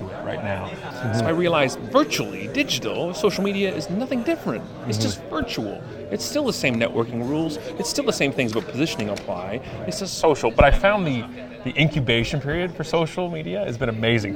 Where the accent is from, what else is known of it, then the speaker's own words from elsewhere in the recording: Canada; being Canadian.